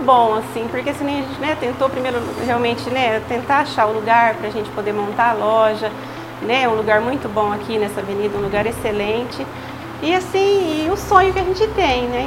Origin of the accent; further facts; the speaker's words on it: Osvaldo Cruz, São Paulo, Brazil; nasci aqui em Oswaldo Cruz mesmo, né? A gente morava no, né? morávamos no sítio, né? Depois gente, nós mudamos para a cidade